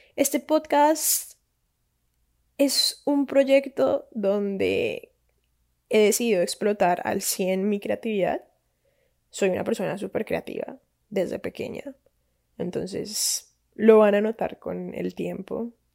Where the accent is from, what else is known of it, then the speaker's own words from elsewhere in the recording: Cali, Valle del Cauca, Colombia; Soy colombiana de Cali, Santiago de Cali, no Cali, California